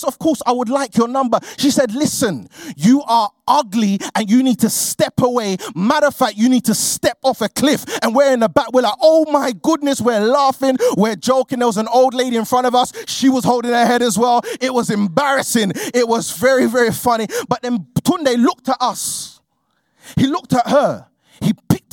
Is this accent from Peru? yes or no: no; London, United Kingdom; I grew up in a place called Peckham, which is in southeast London